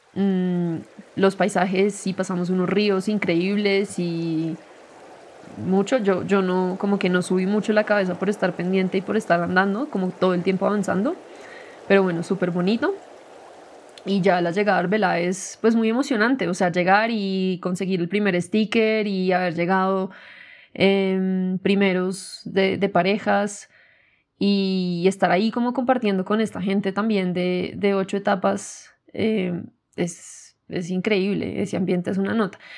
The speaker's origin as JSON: {"language": "Spanish", "country": "Colombia", "tie": "born or raised there", "also_born_or_lived": "New Zealand", "said": "yo nací en Colombia y, casi que he vivido toda mi vida en Colombia"}